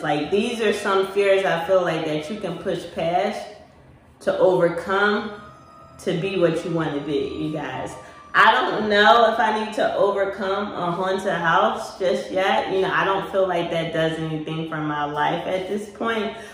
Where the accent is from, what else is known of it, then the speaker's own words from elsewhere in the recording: Philadelphia, Pennsylvania, United States; I'm from Philly